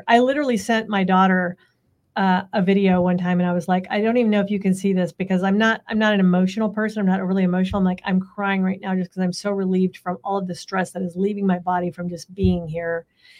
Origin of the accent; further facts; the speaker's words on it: Central California, United States; I grew up in Central California my entire life, lots of agriculture, lots of farming, all of that stuff, not like what people think of California.